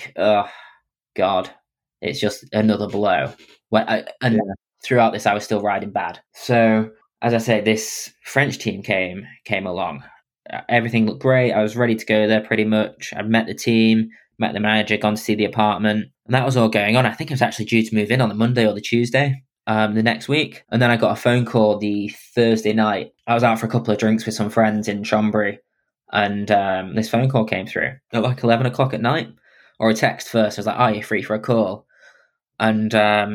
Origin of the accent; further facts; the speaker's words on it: England, United Kingdom; being English